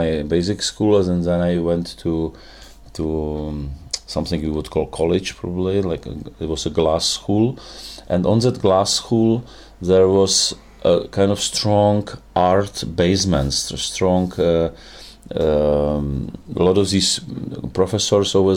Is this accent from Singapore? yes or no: no; Dubí, Ústí nad Labem Region, Czechia; English is a second language; also born or lived in Teplice; it was in my hometown, which was called actually Duby, which is not even Teplice. Teplice, I say always, Teplice is my born town